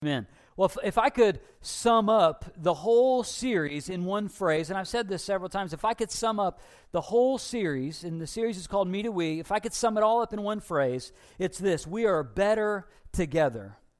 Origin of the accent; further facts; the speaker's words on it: Taylorville, United States; I'm from Taylorville